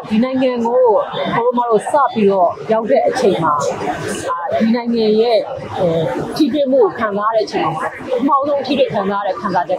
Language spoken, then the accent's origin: Burmese; Myanmar